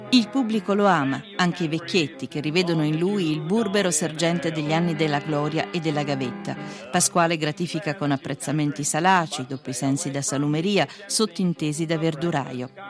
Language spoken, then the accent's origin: Italian; Rome, Lazio, Italy; born there; Sono nato a Roma il 31 maggio del 1944.